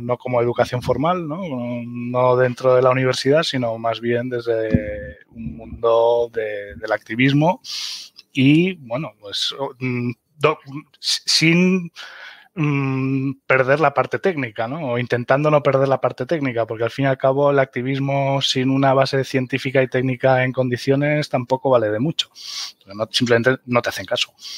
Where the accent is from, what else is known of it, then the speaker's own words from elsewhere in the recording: Mallorca, Balearic Islands, Spain; moved away as an adult; also born or lived in Germany; now in Sierra de Segura, Spain; soy alemán de Mallorca